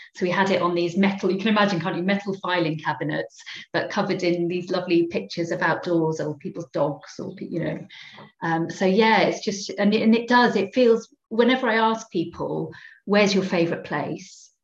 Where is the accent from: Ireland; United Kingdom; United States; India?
United Kingdom; Cardiff, Wales; I'm a real city girl. I grew up in Cardiff, in inner city Cardiff.